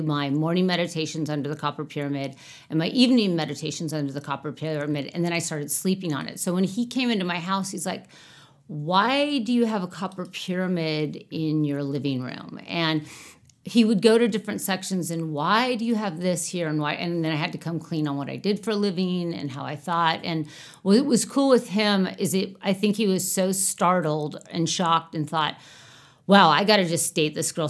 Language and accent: English; California, United States; And so, you know, I'm from California